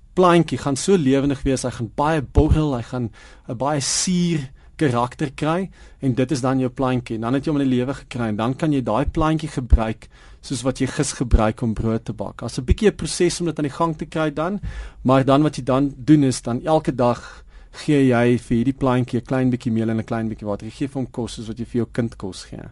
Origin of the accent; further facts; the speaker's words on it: Prince Albert, Western Cape, South Africa; now in Johannesburg, South Africa; op die dorp waar ek groot geword het in Prins Albert